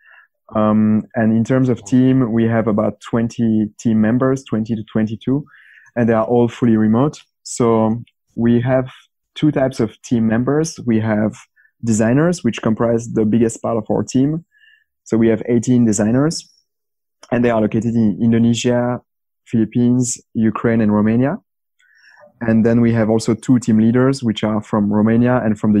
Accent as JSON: {"language": "English", "country": "Belgium", "said": "I'm from Belgium"}